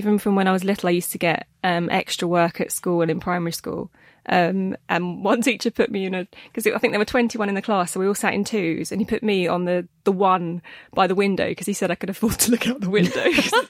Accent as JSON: {"language": "English", "area": "Essex", "region": "East of England", "country": "United Kingdom", "said": "I'm a woman, I'm from Essex"}